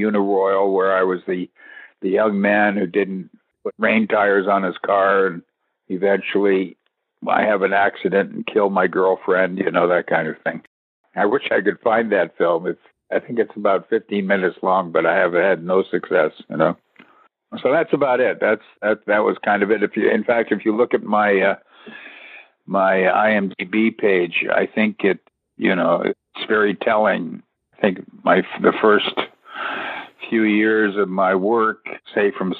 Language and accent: English; Toronto, Ontario, Canada; moved away as an adult; also born or lived in California; I told her I was from Toronto